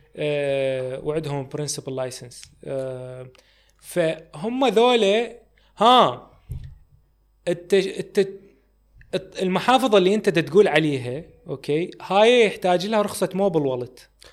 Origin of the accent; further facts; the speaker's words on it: Iraq; ما عندي يعني اكثر من جنسيه الله وكيلك هي بس يعني هي بس جنسيه عراقيه